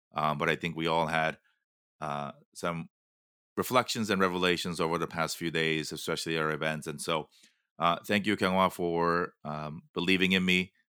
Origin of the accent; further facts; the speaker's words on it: Los Angeles, California, United States; my hometown of Los Angeles